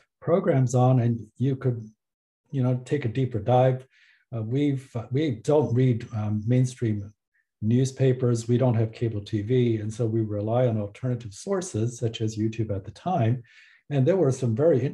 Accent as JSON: {"language": "English", "country": "Taiwan", "tie": "born or raised there", "moved": "yes", "lives_now": "Canada", "said": "I was born in Taiwan"}